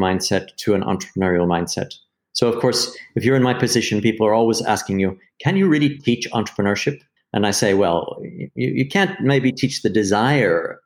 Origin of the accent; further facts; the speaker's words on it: United States; moved away as an adult; also born or lived in London, United Kingdom; now in United Kingdom; I'm American, but I moved to London when I was 23